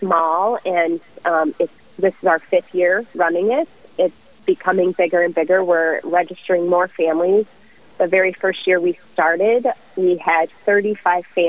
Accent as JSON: {"language": "English", "town": "Omaha", "region": "Nebraska", "country": "United States", "tie": "born or raised there", "moved": "yes", "lives_now": "Rochester, United States", "said": "I grew up in the Omaha area"}